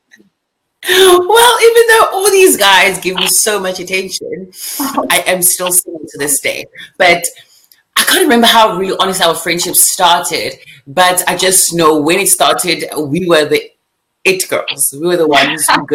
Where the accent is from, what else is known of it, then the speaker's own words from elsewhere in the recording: South Africa; accent: African accent; moved away as an adult; now in Nashville, United States; I am from South Africa, currently based in the United States.